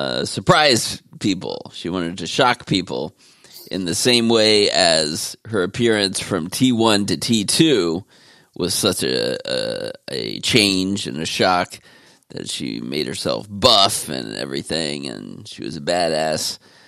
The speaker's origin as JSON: {"language": "English", "country": "Austria", "tie": "born or raised there", "said": "this legend who I grew up watching in Westerns in our little theater in Austria."}